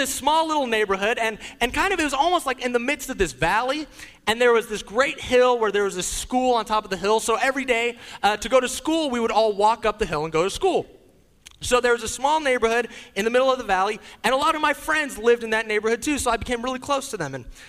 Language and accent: English; Leidschendam, South Holland, Netherlands; born there; also born or lived in Wales; So I grew up overseas. I was born in Leidschendam in the Netherlands in Europe. But there was a brief period of time between the ages of 10 and 13 years old where my family lived in the United Kingdom.